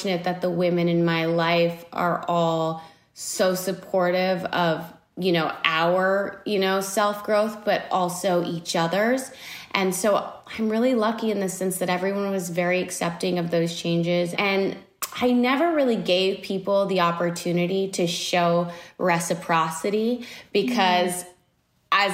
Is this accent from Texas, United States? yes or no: yes; Texas, United States; moved away; Texas, which is my hometown